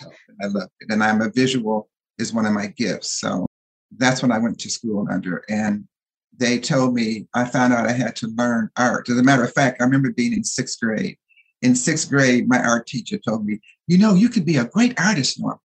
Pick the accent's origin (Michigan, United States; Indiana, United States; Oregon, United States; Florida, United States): Michigan, United States; Detroit; now in Los Angeles, United States; I grew up in Detroit, Michigan